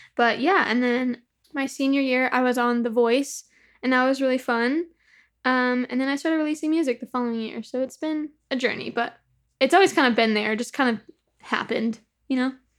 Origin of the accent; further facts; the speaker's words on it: Upland, California, United States; I grew up in the Inland Empire, so like Upland, California